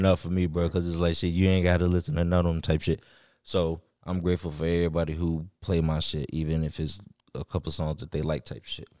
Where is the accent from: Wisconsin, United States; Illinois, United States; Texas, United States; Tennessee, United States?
Illinois, United States; Chicago; also born or lived in Riverdale; I'm from Chicago